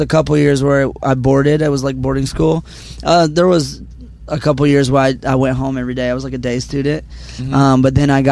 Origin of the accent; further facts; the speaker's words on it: Georgia, United States; growing up in Georgia, like country was part of my life.